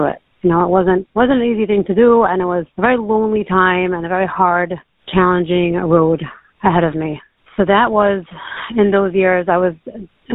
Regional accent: New York City, New York, United States; moved away as an adult; also born or lived in Lakewood, New Jersey; now in Baltimore, United States; I grew up in Queens, went to high school in Brooklyn, and then I got married at 21 and moved to Lakewood.

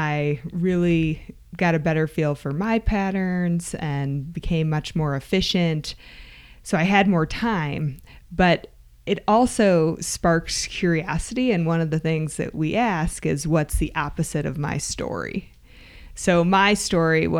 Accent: Michigan, United States; I grew up in Michigan

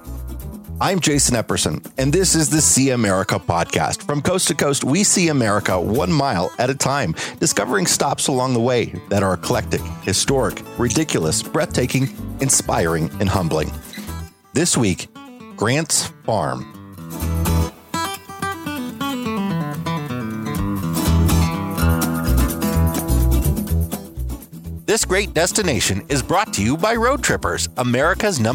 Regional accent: Northern Illinois, United States; As a kid from Northern Illinois, we took a lot of family summer road trips to St. Louis.

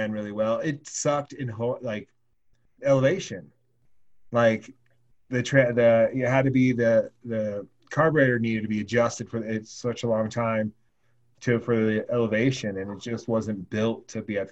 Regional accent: Oregon, United States; moved away; also born or lived in Laramie, Wyoming; when we were growing up in Oregon

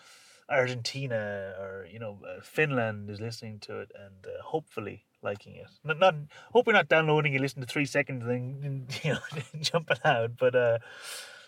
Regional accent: Ireland; And obviously we're Irish, so we're not British

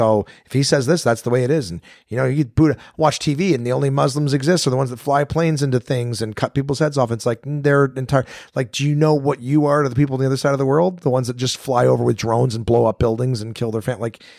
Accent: Canada; I was just born here, I was born in Canada. I didn't leave.

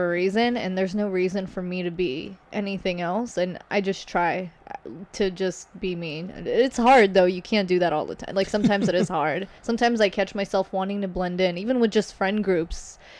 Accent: Kuwait; also born or lived in Lebanon; So, I'm from Lebanon, but I grew up in Kuwait.

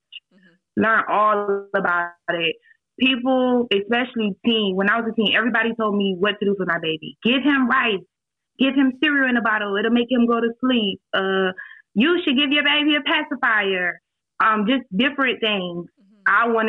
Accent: Savannah, Georgia, United States; Savannah. Oh. Aren't y'all there?

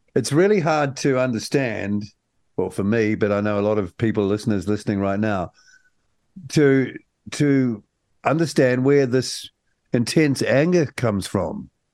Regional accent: New Zealand; as a New Zealander

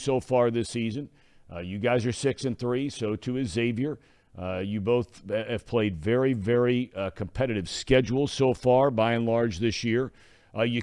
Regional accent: Chapel Hill, North Carolina, United States; I was born in Chapel Hill. My mom and dad were students there, got married there. My sister and I were born there, whole deal. We used to go to basketball games here every year when we were growing up

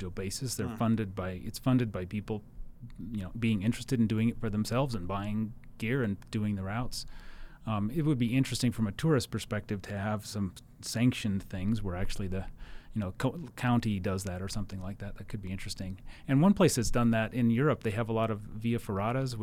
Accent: Wyoming, United States; moved away as an adult; also born or lived in Wisconsin / Salt Lake City, Utah; now in Logan, United States; I grew up in Wyoming. I was born in Wisconsin, but grew up in Wyoming.

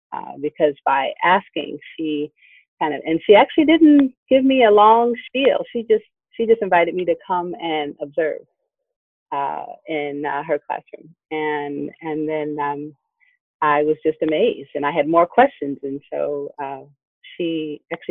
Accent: Ohio, United States; moved away; I'm originally from Ohio

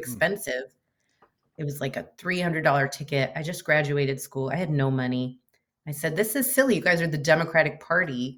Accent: Chico, California, United States; moved away as an adult; also born or lived in Portland, Oregon; I grew up in Northern California

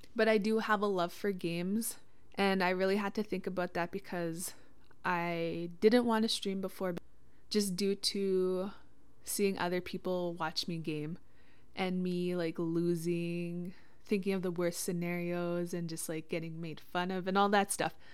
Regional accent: Witchekan Lake First Nation, Treaty Six territory, Saskatchewan, Canada; I'm from Wichita Lake First Nation, Treaty Six territory

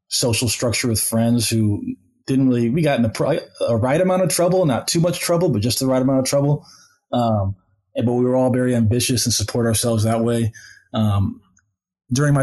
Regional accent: St. Louis, Missouri, United States; I grew up in St. Louis

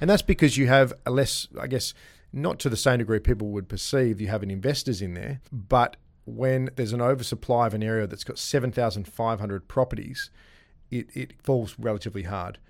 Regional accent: Gosnells, Western Australia, Australia; I grew up in Bray Street

